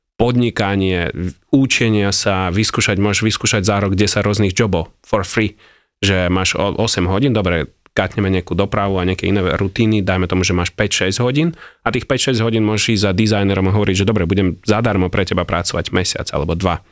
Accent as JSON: {"language": "Slovak", "country": "Ukraine", "second_language": "Slovak", "moved": "yes", "lives_now": "Slovakia", "said": "ja som Ukrajinec"}